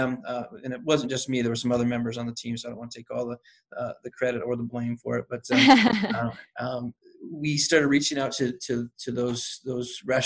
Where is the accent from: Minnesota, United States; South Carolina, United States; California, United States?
South Carolina, United States; now in St. Louis, United States; I grew up in South Carolina where that's a big deal